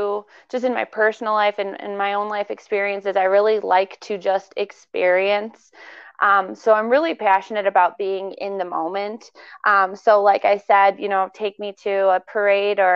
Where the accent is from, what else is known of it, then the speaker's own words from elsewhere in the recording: Maine, United States; I was born in Maine.